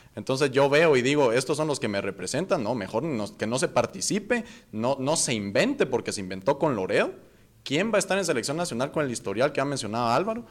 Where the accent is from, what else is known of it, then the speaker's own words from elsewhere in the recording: Guatemala; aquí es el lugar donde yo nací